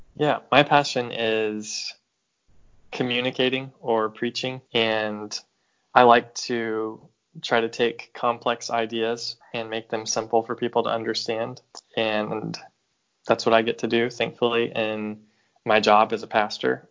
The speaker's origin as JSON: {"language": "English", "area": "right outside of Nashville", "region": "Tennessee", "country": "United States", "tie": "born or raised there", "also_born_or_lived": "Chicago, Illinois", "moved": "as an adult", "lives_now": "St. Louis, United States", "said": "I grew up in Tennessee and right outside of Nashville. And I lived there until I went to college, and I went to college in Chicago"}